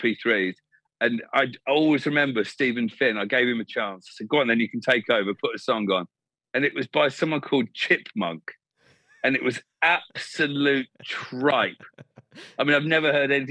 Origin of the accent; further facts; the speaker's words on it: England, United Kingdom; growing up in England